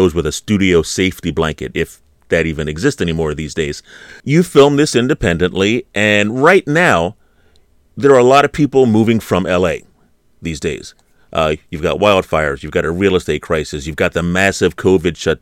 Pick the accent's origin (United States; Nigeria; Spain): United States; I am from the Philadelphia, New Jersey area